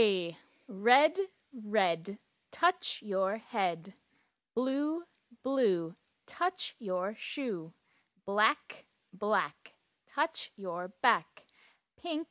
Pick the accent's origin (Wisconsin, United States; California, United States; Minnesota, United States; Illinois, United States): Minnesota, United States; Duluth; I'm American and I come from Duluth, Minnesota in the United States.